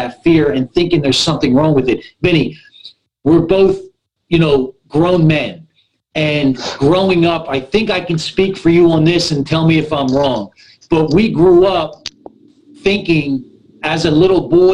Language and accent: English; Philadelphia, Pennsylvania, United States; now in Southern California, United States; My first 18 months of my life, I was in an orphanage in North Philly. I'm from the East Coast